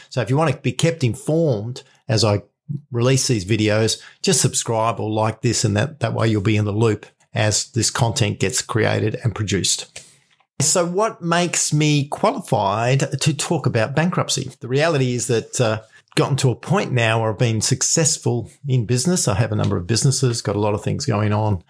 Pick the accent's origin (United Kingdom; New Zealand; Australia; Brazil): Australia; I'm from Australia